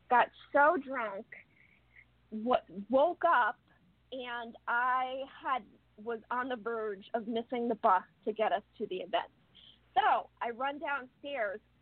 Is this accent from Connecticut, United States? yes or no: yes; Connecticut, United States; also born or lived in Rhode Island; I grew up in Connecticut